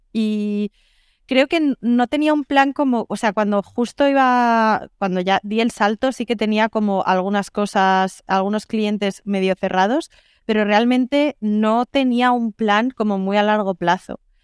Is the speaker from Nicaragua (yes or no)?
no; Madrid, Community of Madrid, Spain; also born or lived in Lisbon; soy de Madrid, pero vivo en remoto